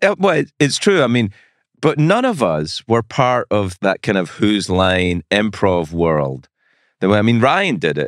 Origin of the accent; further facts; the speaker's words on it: Scotland, United Kingdom; moved away; I'm Scottish